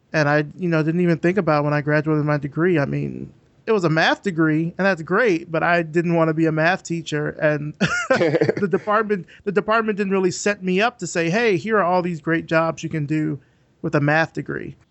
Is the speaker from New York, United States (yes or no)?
no; Alabama, United States; moved away; also born or lived in Georgia; i'm from alabama originally